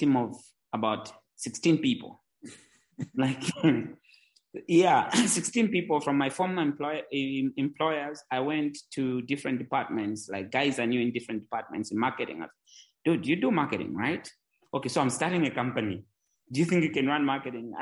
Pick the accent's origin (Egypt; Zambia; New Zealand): Zambia; Mongu, Western Province; also born or lived in Lusaka, Zambia; I grew up in Zambia. I was born in a small town in Zambia.